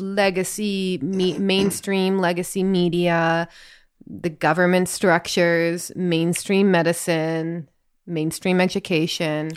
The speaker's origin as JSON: {"language": "English", "region": "Northern Ontario", "country": "Canada", "tie": "born or raised there", "said": "I grew up in Northern Ontario and I see that in my accent all the time. I feel very Canadian sometimes"}